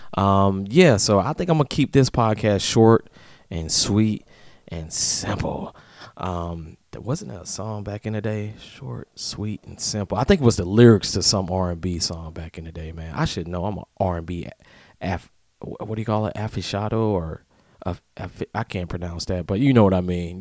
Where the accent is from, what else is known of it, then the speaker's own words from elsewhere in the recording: Atlanta, Georgia, United States; now in Tampa, United States; I'm from Atlanta